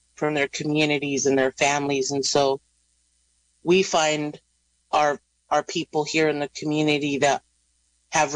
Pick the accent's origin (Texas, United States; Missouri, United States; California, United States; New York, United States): California, United States; Round Valley; Round Valley. Our valley had a boarding school there on the reservation